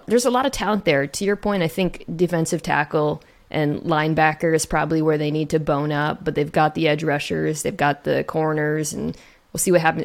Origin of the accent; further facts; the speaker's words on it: Gilbert, Arizona, United States; moved away; also born or lived in Phoenix; I'm from Gilbert, which is like a small town in the s, Southeast Valley